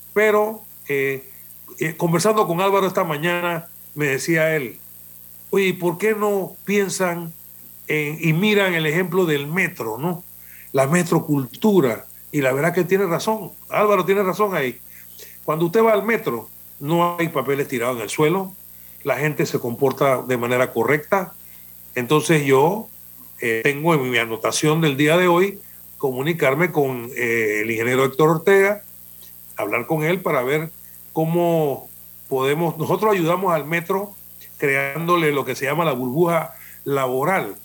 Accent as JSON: {"language": "Spanish", "country": "Panama", "said": "nosotros somos panameños y tenemos una idiosincrasia distinta de los otros países"}